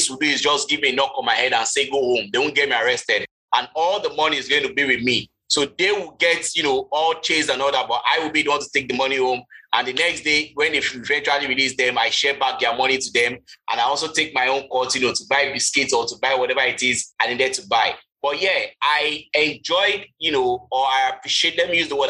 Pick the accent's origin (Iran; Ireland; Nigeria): Nigeria; Lagos; I grew up in Festac Town